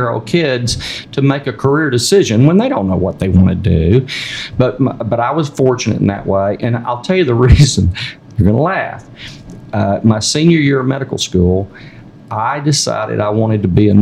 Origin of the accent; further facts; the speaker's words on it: South Arkansas, United States; I was raised in South Arkansas